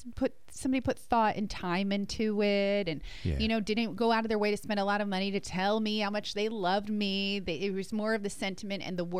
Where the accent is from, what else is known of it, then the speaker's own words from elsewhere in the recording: New Jersey, United States; And we're from New Jersey, so everybody talks like this, you know?